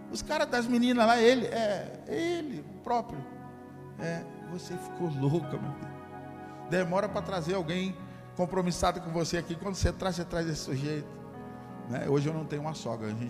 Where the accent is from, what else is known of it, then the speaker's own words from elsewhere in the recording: Macaé, Rio de Janeiro, Brazil; moved away; Aí eu fui na minha cidade natal, na outra semana, Macaé, cidade do petróleo.